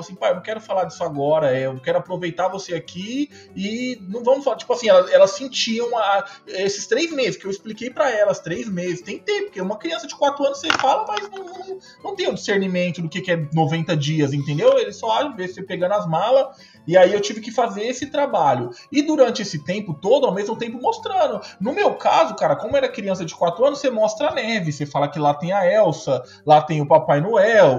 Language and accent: Portuguese; São Paulo, Brazil; moved away as an adult; now in Canada; eu sou de São Paulo capital